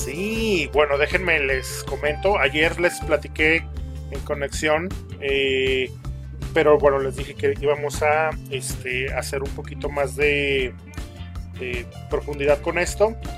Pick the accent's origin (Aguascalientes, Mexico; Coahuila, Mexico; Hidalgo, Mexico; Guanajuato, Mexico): Aguascalientes, Mexico; nosotros somos de Aguascalientes